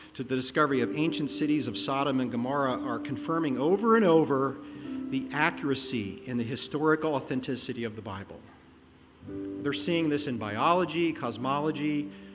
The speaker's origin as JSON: {"language": "English", "region": "Pennsylvania", "country": "United States", "tie": "born or raised there", "moved": "yes", "said": "I grew up in Pennsylvania"}